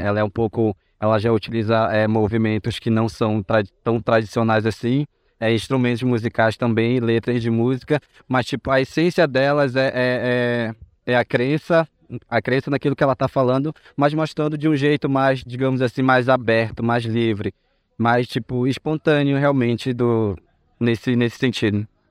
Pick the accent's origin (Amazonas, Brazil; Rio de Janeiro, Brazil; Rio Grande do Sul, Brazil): Amazonas, Brazil; São Gabriel da Cachoeira; now in Campinas, Brazil; fui criado em São Gabriel da Cachoeira